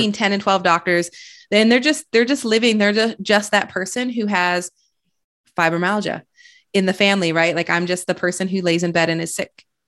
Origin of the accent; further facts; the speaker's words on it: Flint, Michigan, United States; now in Austin, United States; I grew up in Michigan